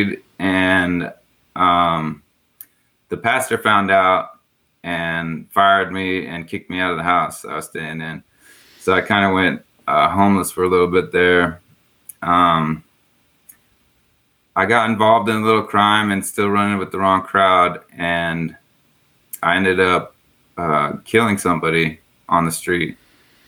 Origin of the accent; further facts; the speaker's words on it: San Diego, California, United States; moved away; also born or lived in Corvallis, Oregon; I grew up in San Diego.